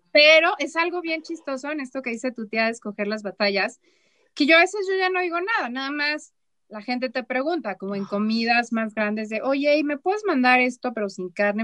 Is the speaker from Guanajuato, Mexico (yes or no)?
no; Chihuahua, Mexico; moved away as an adult; also born or lived in Mexico City; yo soy de Chihuahua, ¿no? Allá la gente somos como muy claros